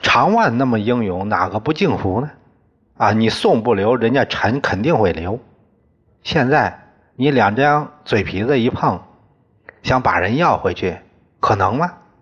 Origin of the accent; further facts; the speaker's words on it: China; 我们中国人